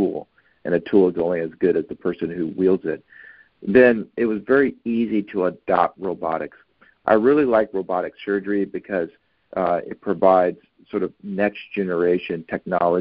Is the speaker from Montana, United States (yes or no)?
no; Oakland, California, United States; I grew up in Oakland, California, which is in the California Bay Area, and I'm a product of the Oakland Unified School District